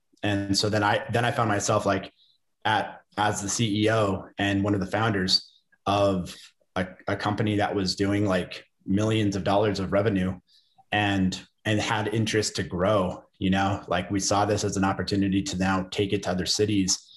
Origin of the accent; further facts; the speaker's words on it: Santa Fe, New Mexico, United States; I'm in lovely Santa Fe, New Mexico, my hometown and the place I work out